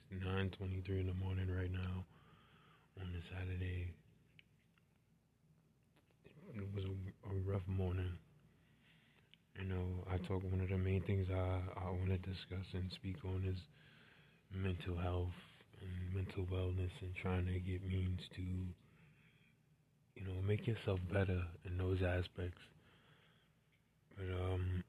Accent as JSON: {"language": "English", "town": "New York City", "region": "New York", "country": "United States", "said": "I'm from New York City, and was there when that happened"}